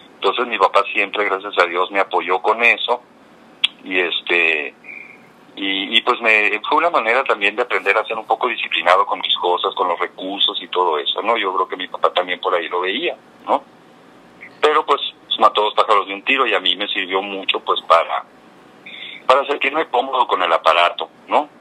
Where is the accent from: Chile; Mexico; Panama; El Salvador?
Mexico; Cananea, Sonora; moved away; also born or lived in Bacuachi / Mexico City; yo soy de Cananea. Yo soy de Cananea, eh, nací en Cananea, inmediatamente me fui a vivir a Bacuachi, que es el lugar donde vivían mis abuelos maternos. Y ahí estuve hasta los cinco años. Cuando tenía cinco años me regresé a vivir a Cananea